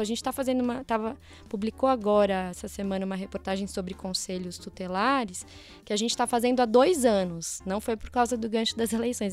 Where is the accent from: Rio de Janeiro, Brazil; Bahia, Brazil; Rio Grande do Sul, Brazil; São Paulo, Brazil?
São Paulo, Brazil; Mairiporã; sou de uma cidade do interior aqui de São Paulo, Mairiporã